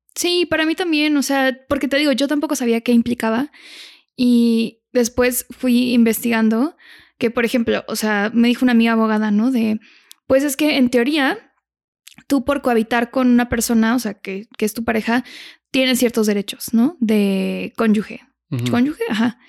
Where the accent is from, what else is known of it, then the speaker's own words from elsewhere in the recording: Monterrey, Nuevo León, Mexico; Yo soy de Monterrey